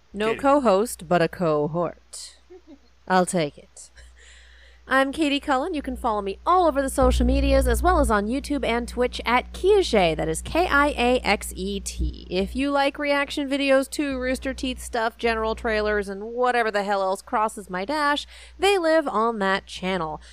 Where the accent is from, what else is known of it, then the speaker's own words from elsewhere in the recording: Colorado, United States; growing up in Colorado